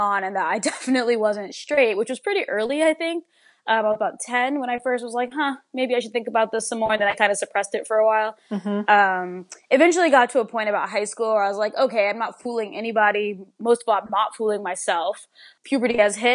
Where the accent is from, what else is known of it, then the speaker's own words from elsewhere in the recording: Alexandria, Virginia, United States; I grew up in the Washington, D.C. metropolitan area, specifically in Alexandria, Virginia